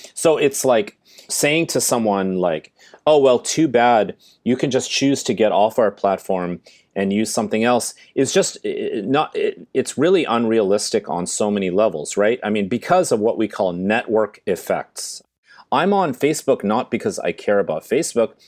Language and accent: English; Silicon Valley, California, United States; I'm from Silicon Valley. I went to the same high school as Steve Jobs